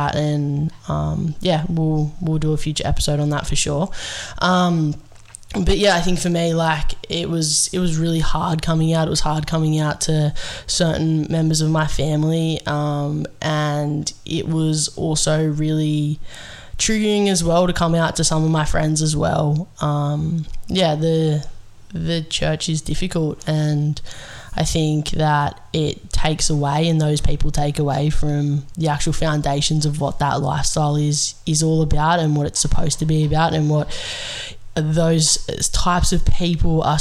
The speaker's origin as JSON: {"language": "English", "town": "Sydney", "region": "New South Wales", "country": "Australia", "tie": "born or raised there", "said": "I grew up in the Sutherland Shire. I was born out that way"}